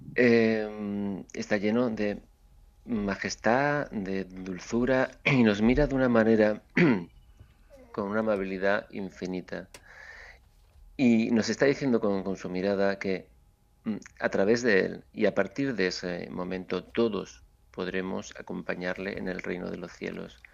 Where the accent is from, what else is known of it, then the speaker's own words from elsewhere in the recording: Seville, Andalusia, Spain; moved away; mi trabajo en mi tierra